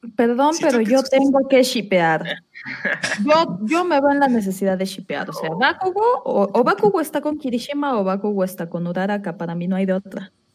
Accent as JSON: {"language": "Spanish", "region": "Mexico City", "country": "Mexico", "said": "Yo soy de la Ciudad de México"}